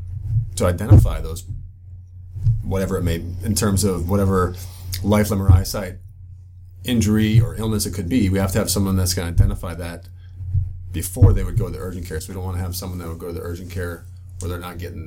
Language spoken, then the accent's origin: English; Midwest, United States; I grew up in the Midwest